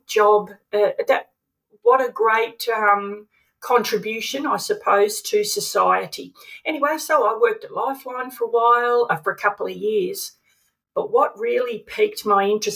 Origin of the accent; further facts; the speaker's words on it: Melbourne, Victoria, Australia; we grew up in Vermont in Melbourne